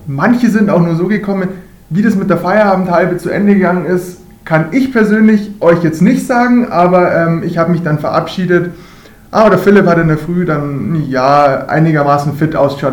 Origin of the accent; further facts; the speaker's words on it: Ingolstadt, Bavaria, Germany; Ich bin eigentlich auf dem Eis auch aufgewachsen, groß geworden, natürlich auch hier beim hiesigen ERC Ingolstadt.